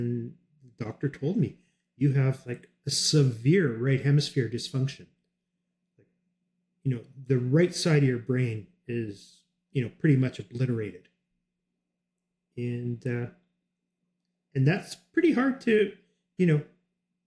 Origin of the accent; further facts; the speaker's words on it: Canada; I'm Canadian